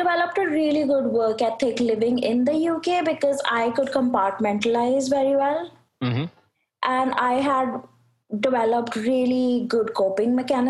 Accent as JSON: {"language": "English", "town": "New Delhi", "region": "Delhi", "country": "India", "said": "I'm from India."}